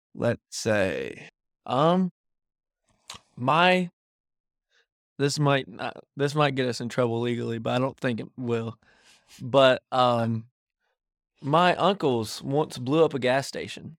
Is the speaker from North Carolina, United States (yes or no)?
yes; Davidson County, North Carolina, United States; I'm from North Carolina